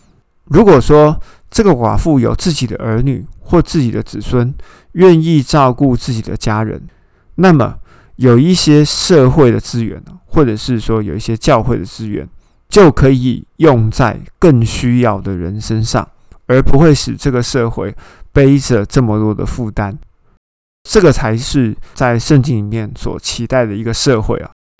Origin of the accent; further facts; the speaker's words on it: Taiwan; 那当然，我们台湾人会心里面会想说，嗯，啊，你谁啊？